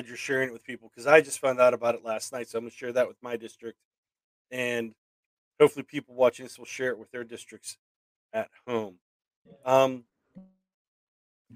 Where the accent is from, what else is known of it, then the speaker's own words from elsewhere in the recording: Pittsburgh, Pennsylvania, United States; growing up around Pittsburgh and being able to, you know, work in the area and living around here